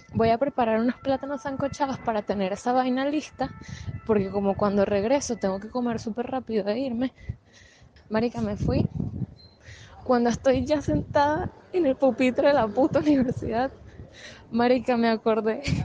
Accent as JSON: {"language": "Spanish", "country": "Venezuela", "moved": "yes", "said": "nosotras somos venezolanas"}